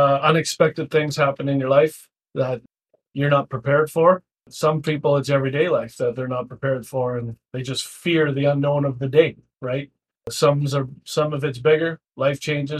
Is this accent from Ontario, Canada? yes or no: no; Abbotsford, British Columbia, Canada; growing up in Abbotsford